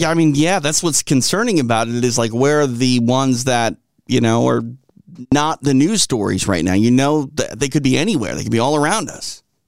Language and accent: English; Midwest, United States; accent: Midwest; I'm from the Midwest, and if I don't watch certain words, I'll, I'll say, uh, roof instead of roof.